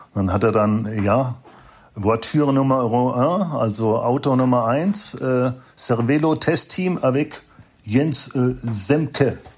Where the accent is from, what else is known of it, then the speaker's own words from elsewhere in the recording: Frankfurt, Hesse, Germany; also born or lived in Wiesbaden; geboren in Frankfurt, Mhm. Ich habe zwar lange in Wiesbaden gelebt